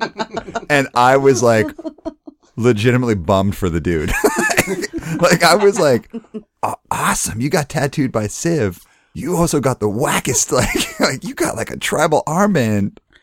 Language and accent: English; Canada; also born or lived in Calgary; I'm Canadian